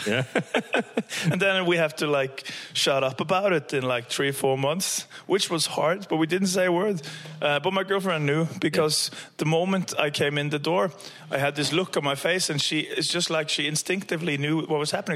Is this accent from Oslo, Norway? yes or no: no; Stavanger, Rogaland, Norway; now in Trondheim, Norway; I'm from Stavanger